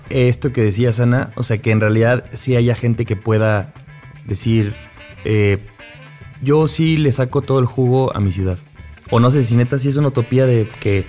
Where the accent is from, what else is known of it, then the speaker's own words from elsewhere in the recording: State of Mexico, Mexico; somos provincianos porque somos del Edomex